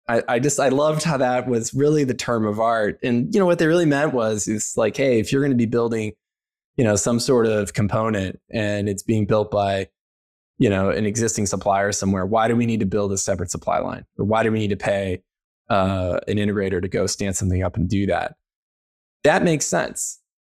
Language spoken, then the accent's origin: English; Missouri, United States; moved away as an adult; also born or lived in Maryland; growing up in Missouri